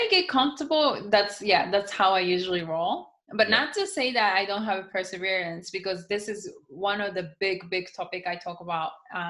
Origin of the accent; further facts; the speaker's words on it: United States; I mean, I think I'm American. I look Japanese, but I'm completely more American than I think most of the Japanese people.